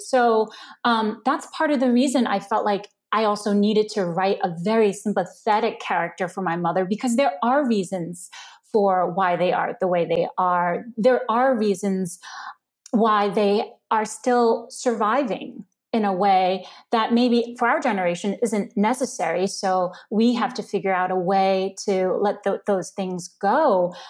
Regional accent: New York City, New York, United States; English is a second language; also born or lived in China; a Chinese immigrant growing up in Queens

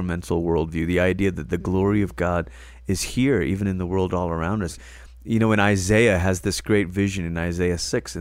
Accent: Malaysia; moved away; I grew up in Malaysia and it was a row of terrace houses.

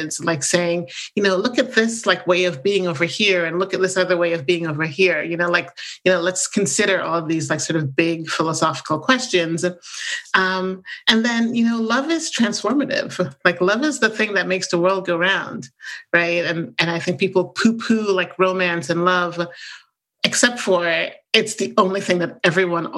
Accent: Jamaica; moved away; So I grew up in Jamaica, the island, you know, in the Caribbean.

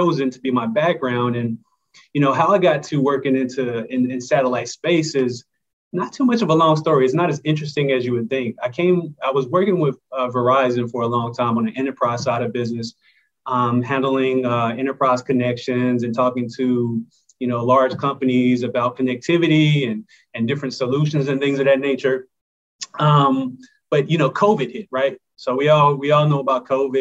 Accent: Greensboro, North Carolina, United States; I grew up in Greensboro, North Carolina, not too far

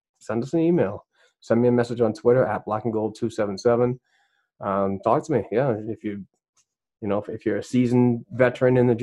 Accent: Boston, Massachusetts, United States; I'm from Boston

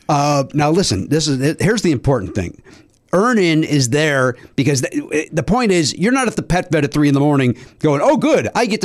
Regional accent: Chicago, Illinois, United States; accent: Chicago; my Chicago accent

